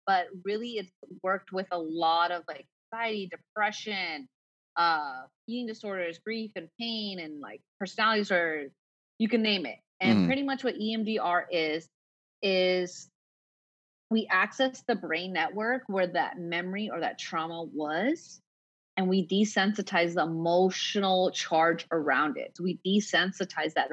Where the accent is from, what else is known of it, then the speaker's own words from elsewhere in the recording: United States; also born or lived in Punjab (ancestry); now in San Diego, United States; I'm Punjabi, so I'm Indian, American born.